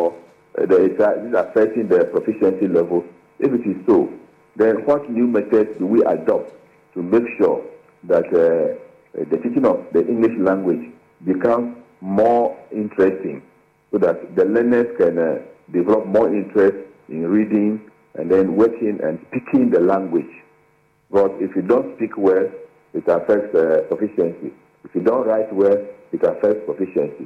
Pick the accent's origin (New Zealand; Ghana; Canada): Ghana